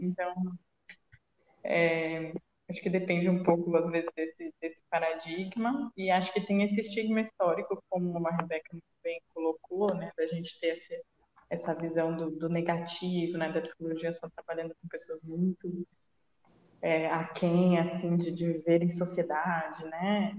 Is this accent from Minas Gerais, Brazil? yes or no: no; Jundiaí, São Paulo, Brazil; eu sou de Jundiaí, que é uma cidade um pouco menor